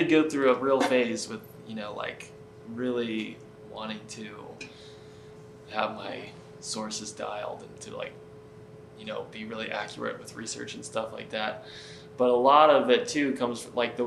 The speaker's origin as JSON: {"language": "English", "region": "Connecticut", "country": "United States", "tie": "born or raised there", "said": "I grew up in Connecticut"}